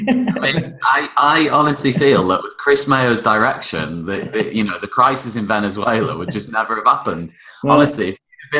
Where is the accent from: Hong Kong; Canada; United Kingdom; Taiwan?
United Kingdom; being British